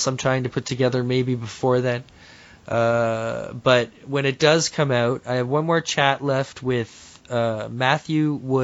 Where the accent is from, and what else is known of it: Toronto, Ontario, Canada; born or raised there